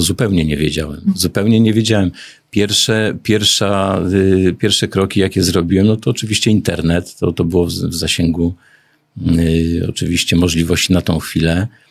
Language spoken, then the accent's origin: Polish; Głowno, Łódź Voivodeship, Poland; Jestem regionalistą z Głowna